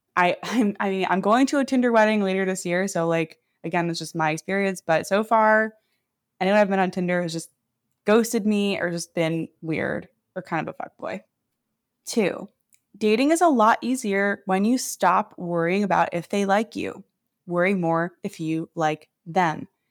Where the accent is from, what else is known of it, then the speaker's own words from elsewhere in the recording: New York City, New York, United States; moved away as an adult; now in Seattle, United States; I moved here from New York City, where I grew up, during the pandemic